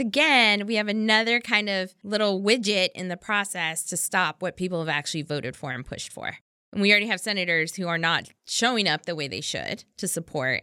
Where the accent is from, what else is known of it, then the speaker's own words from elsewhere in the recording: Texas, United States; I'm from Texas.